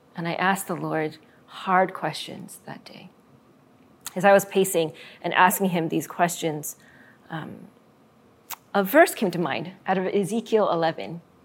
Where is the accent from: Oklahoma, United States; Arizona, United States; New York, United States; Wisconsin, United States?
Arizona, United States; my home state of Arizona